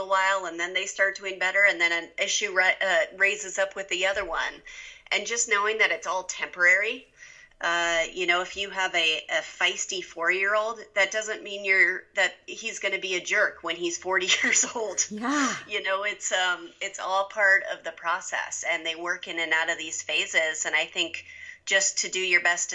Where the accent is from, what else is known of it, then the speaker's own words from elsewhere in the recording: Denver, Colorado, United States; now in Steamboat Springs, United States; I'm a Colorado native. There aren't many of us, but I was born in Denver